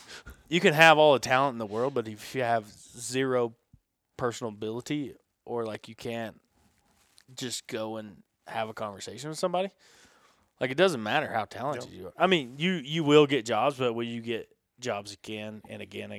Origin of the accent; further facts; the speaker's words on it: the South, United States; I'm from the South, and we love a fucking French fry.